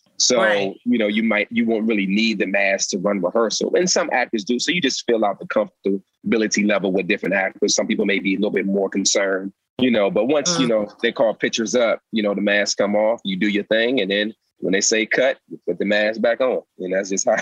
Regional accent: Alexandria, Virginia, United States; I'm from Alexandria, Virginia, the DC, uh, DC, Maryland area.

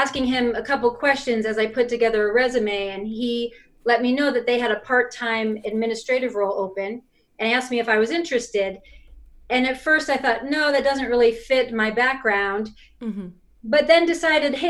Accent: New York, United States; moved away as an adult; now in Utah, United States; I was born and raised in New York and moved to Utah probably about 25 years ago

